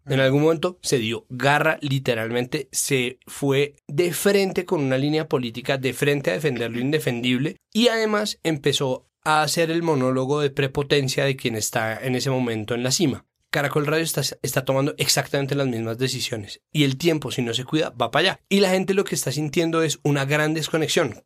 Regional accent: Colombia

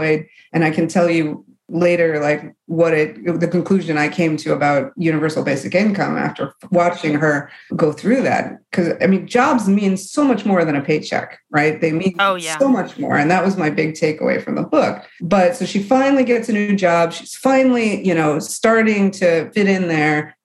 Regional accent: Michigan, United States; I'm from the Rust Belt. I'm from Michigan

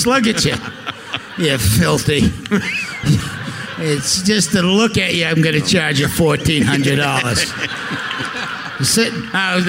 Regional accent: Somerville, Massachusetts, United States; I grew up in Somerville, Massachusetts.

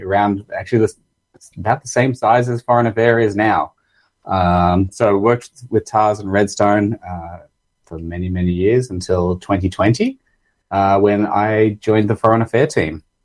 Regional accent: Australia; accent: Australian; moved away as an adult; now in Canada; I'm originally from Australia. You might tell that from my accent.

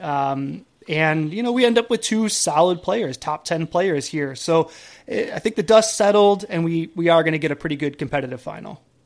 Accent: Buffalo, New York, United States; I grew up in Buffalo

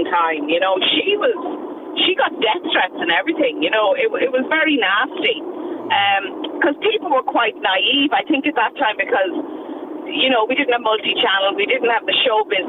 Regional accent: Westmeath, Ireland; I'm from Westmeath and born and bred

